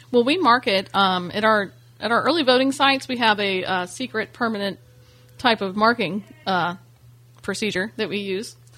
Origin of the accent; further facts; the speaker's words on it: Ormond Beach, Florida, United States; also born or lived in Bunnell, Florida; I'm originally from Ormond Beach, Florida